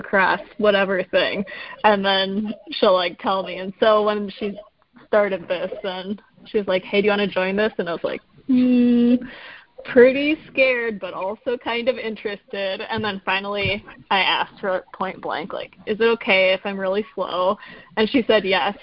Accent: Decorah, Iowa, United States; I grew up in Iowa, Decorah, Iowa

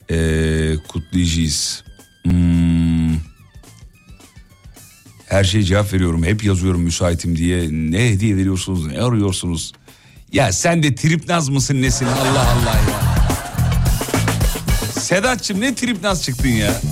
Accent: Erzurum, Turkey; ben de Erzurumluyum. Doğu kültürünü iyi bilirim

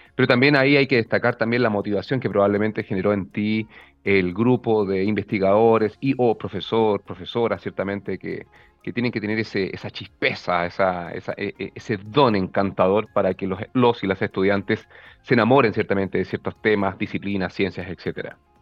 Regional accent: Arica, Arica y Parinacota, Chile; yo soy del norte de Chile, yo me crié en Arica

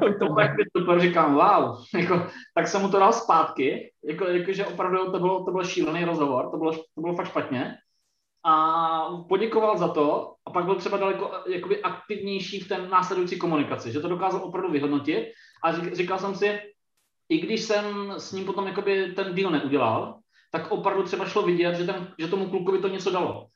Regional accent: Brno, South Moravian Region, Czechia; Já, já sám sedím fyzicky teď v Brně a vlastně jsem, jsem z Brna

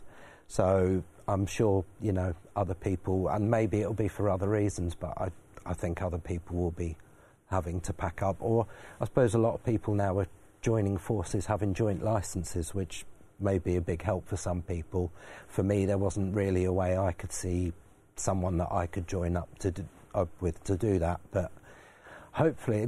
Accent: Belgium; moved away; I grew up in Belgium, started as an apprentice there

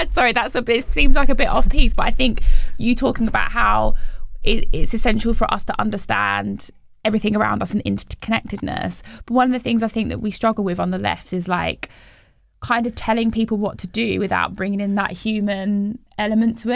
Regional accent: Bromsgrove, West Midlands, United Kingdom; I grew up in the West Midlands in, in a town called Bromsgrove

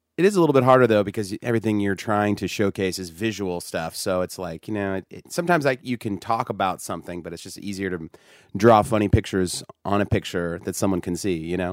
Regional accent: Sacramento, California, United States; I grew up in Sacramento

